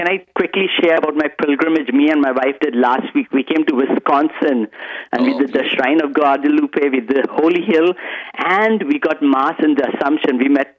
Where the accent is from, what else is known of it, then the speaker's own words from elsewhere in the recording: Mumbai, Maharashtra, India; moved away as an adult; now in Canada; originally I'm from India, and in Bombay